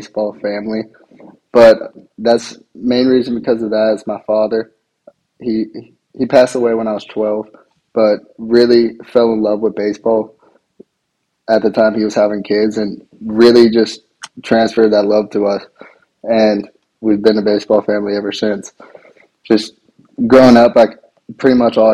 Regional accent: Brentwood, Tennessee, United States; So I'm from Brentwood, Tennessee. It's about 20 minutes south of Nashville. I went to Ravenwood High School

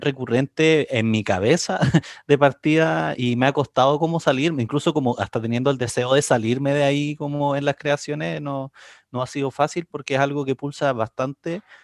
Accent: Concepción, Biobío, Chile; soy oriundo de Concepción

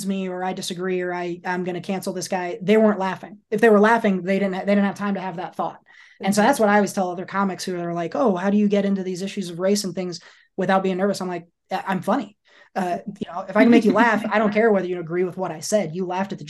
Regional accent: Iowa, United States; moved away; also born or lived in Georgia; I grew up in Iowa

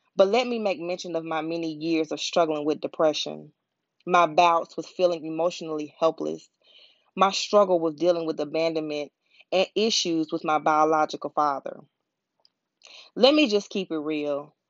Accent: Pensacola, Florida, United States; moved away as an adult; also born or lived in Atlanta, Georgia; I was born and raised in Pensacola, Florida

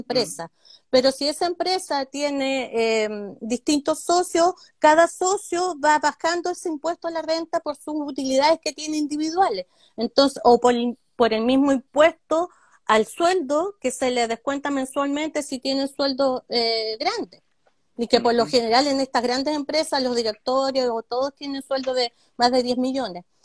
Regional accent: Coyhaique, Aysén, Chile; soy nacida en Coyhaique

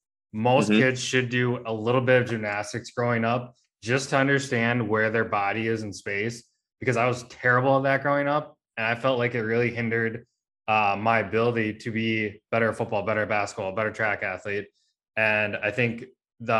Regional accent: Roosevelt, Minnesota, United States; growing up in Roosevelt, the only thing I knew is like go work out the high school

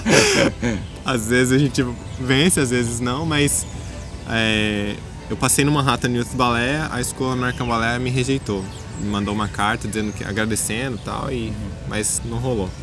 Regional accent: Foz do Iguaçu, Paraná, Brazil; now in Blumenau, Brazil; é onde eu morava, em Foz do Iguaçu

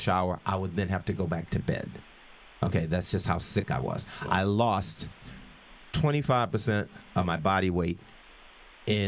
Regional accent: Chapel Hill, North Carolina, United States; moved away as an adult; my hometown of Chapel Hill, North Carolina, I am so delighted to have grown up there.

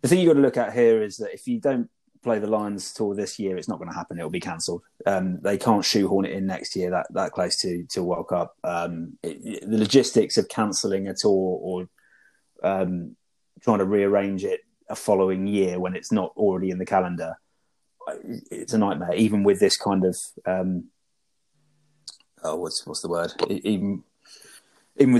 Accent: Brighton, South East England, United Kingdom; Brighton, my hometown

